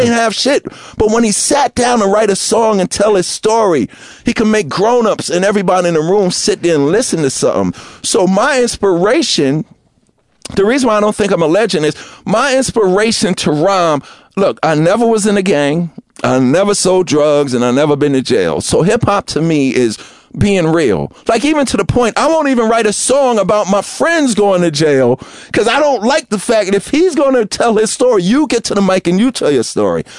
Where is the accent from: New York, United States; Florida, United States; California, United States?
New York, United States; New York City; I grew up in Queens